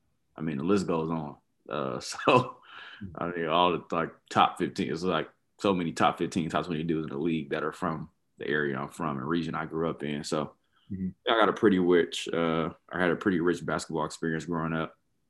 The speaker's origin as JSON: {"language": "English", "town": "Compton", "region": "California", "country": "United States", "tie": "born or raised there", "also_born_or_lived": "Toronto, Canada", "moved": "as an adult", "said": "Grew up in Los Angeles. I mean, I'm born and raised in Compton, so in Los Angeles."}